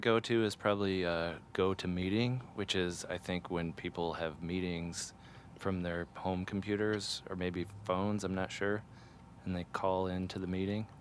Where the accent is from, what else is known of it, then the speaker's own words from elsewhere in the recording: Ohio, United States; I grew up in a town that had a college in it, and one of the college colors was orange. So there was a lot of orange around me growing up. And I'm from Ohio